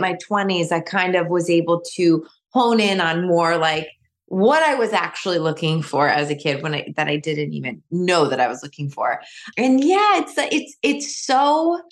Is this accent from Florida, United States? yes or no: no; New York, United States; now in Michigan, United States; I'm from New York, a lot of my family still lives in New York